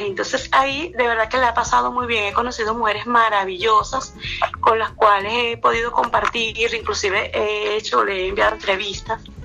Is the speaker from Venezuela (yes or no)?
yes; Venezuela; soy venezolana